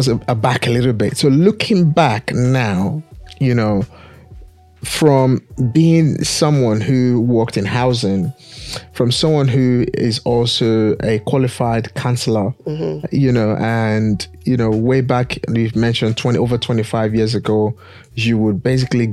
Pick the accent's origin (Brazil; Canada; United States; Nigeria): Nigeria; now in England; I'm born and bred from one of the greatest, largest Black nation on the planet, Nigeria.